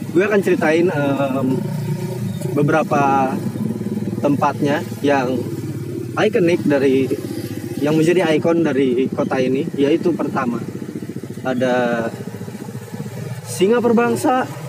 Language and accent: Indonesian; Karawang, West Java, Indonesia; accent: Karawang; aduh gue pakai logat Kerawang lagi